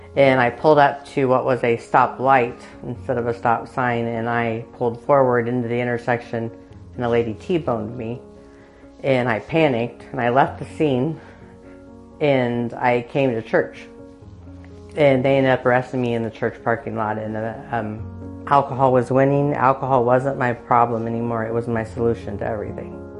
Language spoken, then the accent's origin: English; Muncie, Indiana, United States; I was born and raised in Muncie